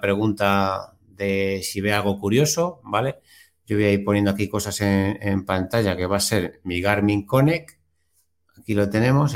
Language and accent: Spanish; Consuegra, Castilla-La Mancha, Spain; desde Consuegra, desde mi pueblo